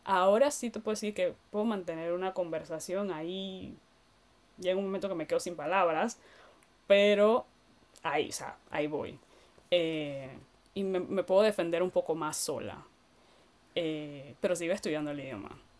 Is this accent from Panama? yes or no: yes; Panama; moved away as an adult; now in Finland; una panameña, o soy todavía una panameña